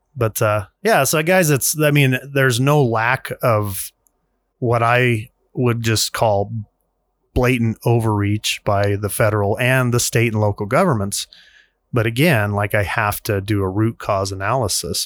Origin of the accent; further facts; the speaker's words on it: United States; We're, we're in America. As, as an American, we have a constitution.